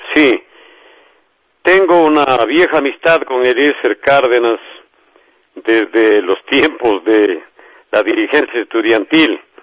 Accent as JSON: {"language": "Spanish", "town": "Azogues", "region": "Cañar", "country": "Ecuador", "tie": "born or raised there", "said": "mi tierra, que es todo lo que he hecho a lo largo de mi vida, querer, amar entrañablemente a mi barrio, el Cañirico, la quebrada de Perruncay, donde nací."}